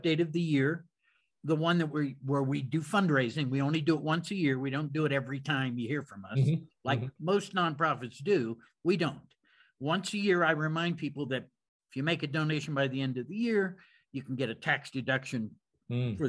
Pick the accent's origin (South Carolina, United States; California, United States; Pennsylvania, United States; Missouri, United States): Pennsylvania, United States; Pittsburgh; I'm from Pittsburgh. So I'm from that neck of the woods.